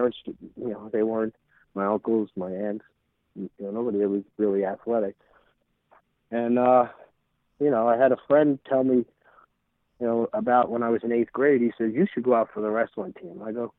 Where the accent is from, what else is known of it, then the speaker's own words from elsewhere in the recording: Deer Park, New York, United States; also born or lived in Brooklyn; I was born in Brooklyn in a two-bedroom apartment, and then they went out to this town called Deer Park out further east on Long Island.